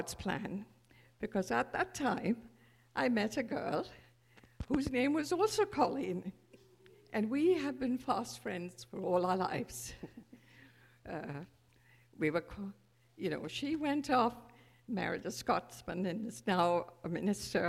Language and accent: English; India; moved away; I was born 83 years ago, a child of the British Raj, born to privilege